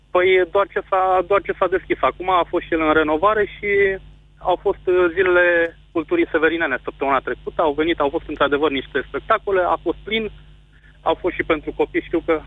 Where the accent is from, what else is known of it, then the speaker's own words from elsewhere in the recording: Motru, Gorj, Romania; eu sunt din Motru